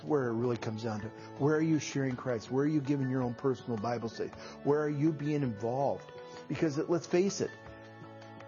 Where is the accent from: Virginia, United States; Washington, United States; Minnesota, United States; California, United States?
Minnesota, United States; Dodge Center; I'm from Dodge Center, Minnesota, and I am a banker